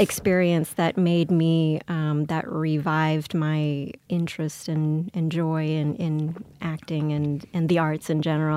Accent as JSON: {"language": "English", "town": "New Orleans", "region": "Louisiana", "country": "United States", "tie": "born or raised there", "said": "I grew up in Louisiana, mostly in New Orleans"}